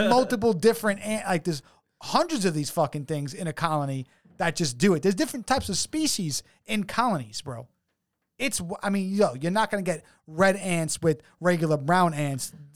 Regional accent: New York City, New York, United States; We come from New York City

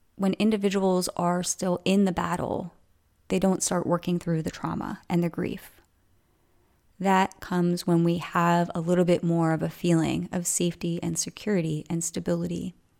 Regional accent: Coatesville, Pennsylvania, United States; moved away; where I grew up in Coatesville

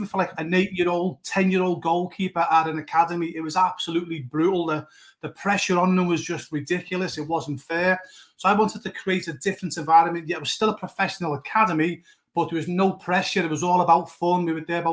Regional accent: Liverpool, North West England, United Kingdom; moved away; I'm originally from Liverpool, England

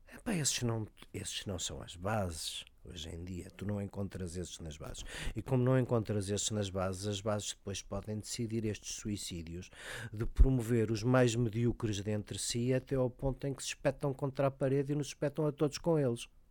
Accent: Lisbon, Portugal; Eu sou lisboeta, mas gosto de dizer que sou de Cora

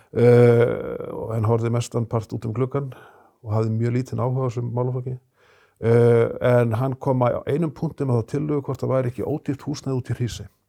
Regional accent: Akureyri, Northeastern Region, Iceland; ég er 60 eh, maður og mann það sem krakki á Akureyri

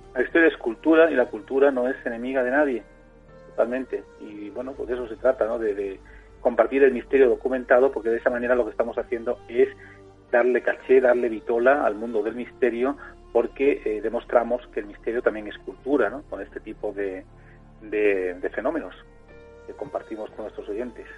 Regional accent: Spain; no somos tampoco tantos españoles en la época actual, cada vez somos menos

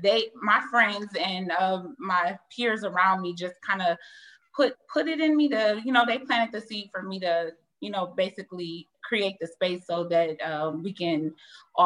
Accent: Toledo, Ohio, United States; I'm from Toledo, Ohio.

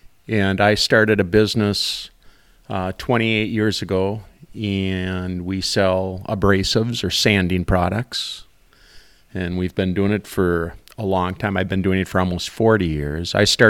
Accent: Rice, Minnesota, United States; I grew up in the St. Cloud area, the Rice area on the river, and I always was a fan of the outdoors.

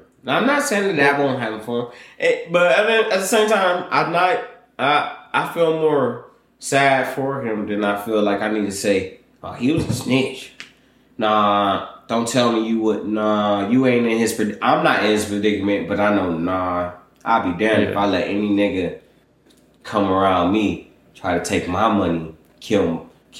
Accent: Michigan, United States; and I'm from Michigan.

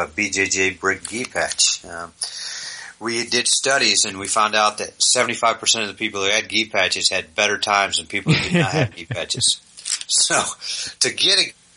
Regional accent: East Coast, United States; moved away; I'm from the East Coast

